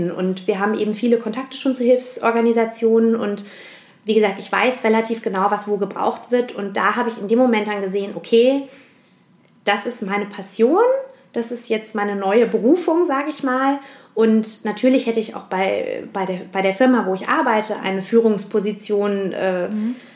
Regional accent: Heusenstamm, Hesse, Germany; born or raised there; also born or lived in Frankfurt

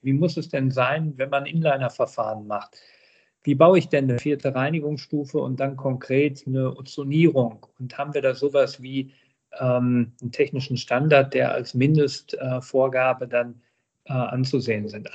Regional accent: Herten, North Rhine-Westphalia, Germany; in meiner Heimatstadt Herten, 65.000 Einwohner, dann äh, zum hauptamtlichen Bürgermeister gewählt worden

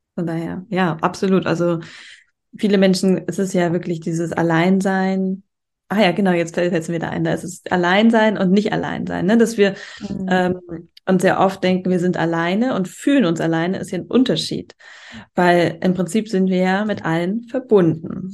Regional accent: Germany; moved away as an adult; now in Spain; in Deutschland, da wo ich herkomme

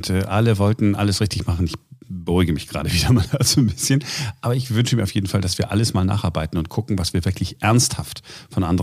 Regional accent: Germany; Ja, wir sind halt Deutsche und wir machen es korrekter als die anderen oder versuchen es zumindest.

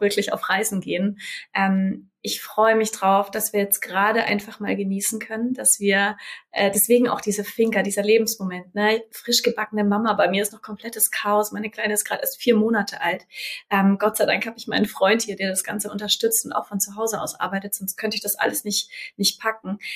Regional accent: Germany; ich bin in Deutschland geboren

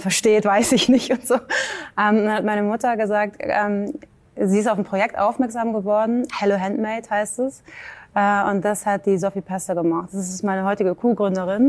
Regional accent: Hamburg, Germany; moved away; also born or lived in New York / Ireland; ich bin aus Hamburg

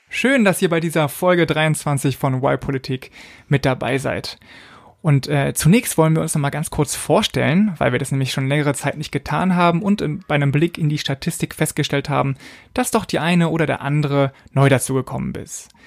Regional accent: Berlin, Germany; moved away as an adult; bin jetzt wieder in Berlin, in meiner Geburtsstadt.

